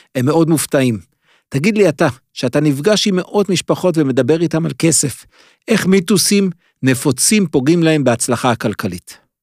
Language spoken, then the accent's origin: Hebrew; Jerusalem, Jerusalem District, Israel; דירה של עמידר, שלושה חדרים, בשכונה מאוד קשה בירושלים